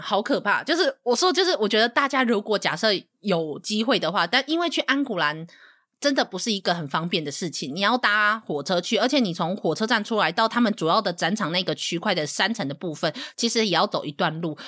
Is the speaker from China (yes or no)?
no; Taiwan; 身为一个台湾人